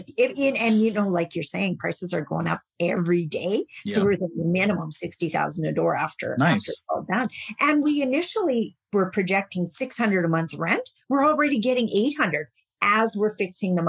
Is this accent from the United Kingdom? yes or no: no; Saskatchewan, Canada; I'm from Saskatchewan